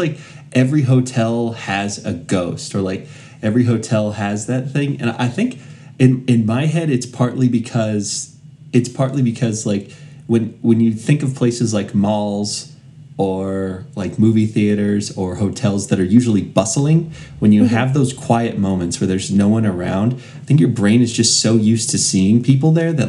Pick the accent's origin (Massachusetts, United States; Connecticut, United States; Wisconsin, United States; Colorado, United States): Colorado, United States; I'm from Colorado